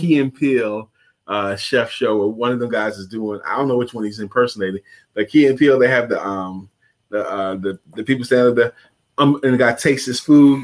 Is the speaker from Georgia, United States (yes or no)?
no; New York City, New York, United States; I grew up in New York City, Brooklyn